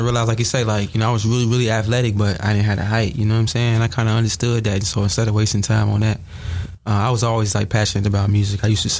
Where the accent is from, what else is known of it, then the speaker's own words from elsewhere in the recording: Bolingbrook, Illinois, United States; also born or lived in Chicago; I love Bolingbrook. That's my hometown and everything, but it's not too much opportunity out there. So I went to Chi.